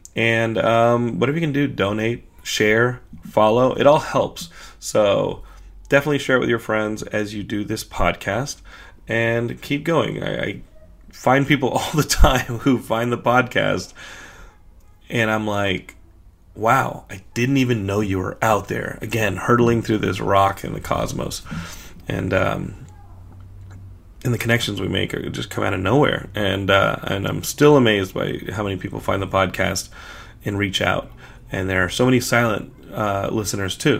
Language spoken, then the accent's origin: English; Texas, United States; as a Texan